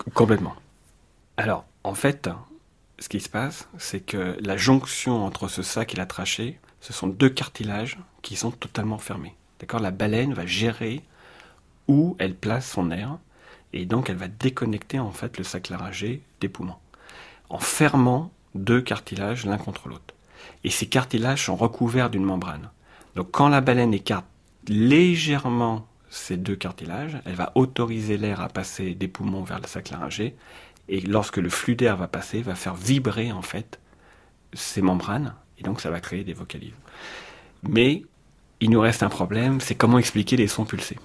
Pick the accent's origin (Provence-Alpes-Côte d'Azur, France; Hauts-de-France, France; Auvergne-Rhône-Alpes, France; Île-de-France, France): Île-de-France, France; Paris; je suis parisien